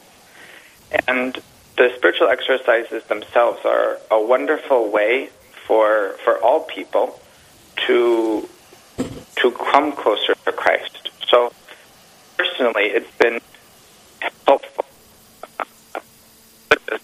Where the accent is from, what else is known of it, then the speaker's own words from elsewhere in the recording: North Dakota, United States; moved away as an adult; now in Mankato, United States; I grew up in North Dakota